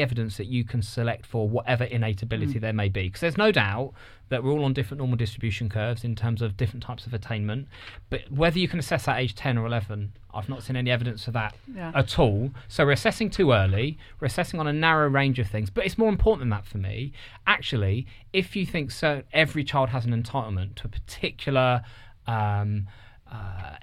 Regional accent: near Reading, South East England, United Kingdom; I grew up near Reading

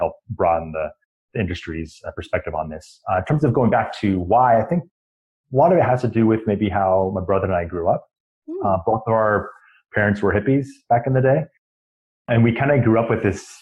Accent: east of Sacramento, California, United States; Growing up sort of east of Sacramento, we grew up on just the foothills towards Lake Tahoe

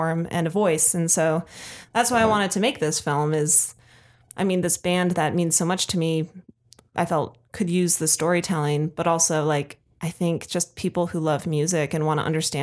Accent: Colorado, United States; I'm not local to the Bay Area. Mm-hmm. Like I'm from Colorado.

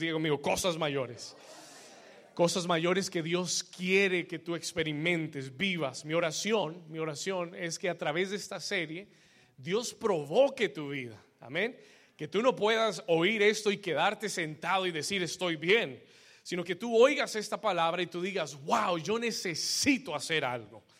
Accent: Colombia; somos muchos colombianos

